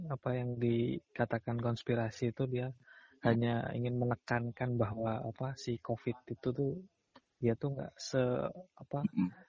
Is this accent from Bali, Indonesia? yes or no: yes; Bali, Indonesia; Kalau di daerahku di daerah Bali Barat nih ya.